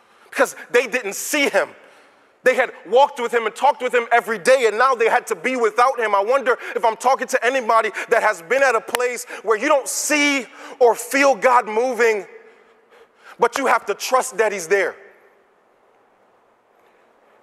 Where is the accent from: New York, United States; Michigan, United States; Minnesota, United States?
New York, United States; now in Virginia, United States; I'm from New York